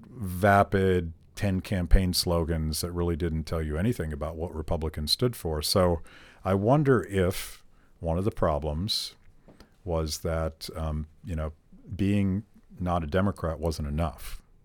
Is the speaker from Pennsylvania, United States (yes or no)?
yes; Pittsburgh, Pennsylvania, United States; I grew up in Pittsburgh